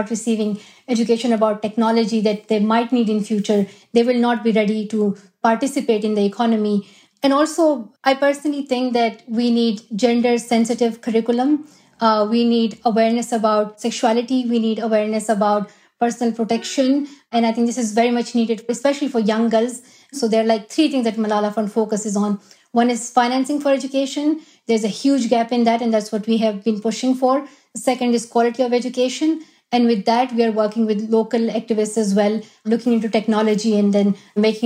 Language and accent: English; Swat Valley, Khyber Pakhtunkhwa, Pakistan; moved away; That is my home country. And I love where I'm from. Swat Valley